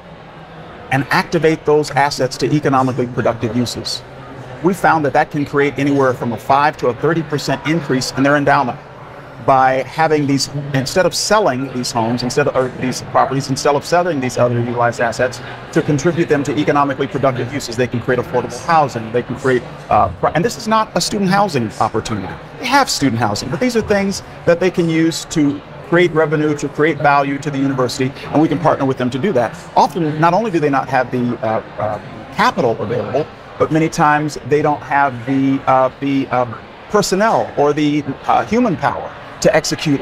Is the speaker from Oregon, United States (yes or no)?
yes; Oregon, United States; my hometown now, the neighborhood I grew up in has been totally regentrified